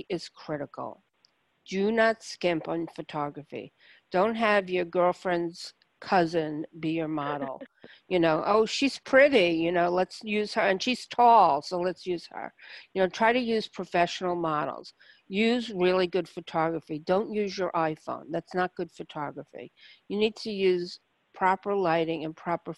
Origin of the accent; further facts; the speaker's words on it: New York City, New York, United States; I grew up in Brooklyn